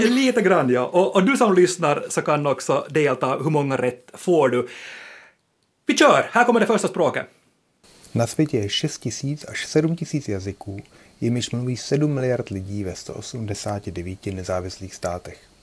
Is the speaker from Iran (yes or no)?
no; Finland; våra språkliga rättigheter som finlandssvenskar